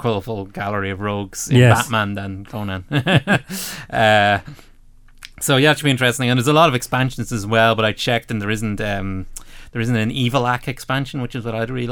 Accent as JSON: {"language": "English", "country": "Ireland", "said": "we're Irish"}